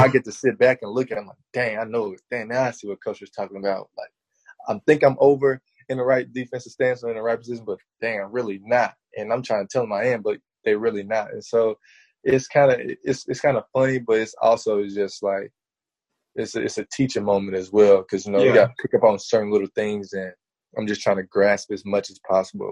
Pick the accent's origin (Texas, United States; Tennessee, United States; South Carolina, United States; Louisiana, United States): Tennessee, United States; Memphis; also born or lived in Arkansas; I'm from Memphis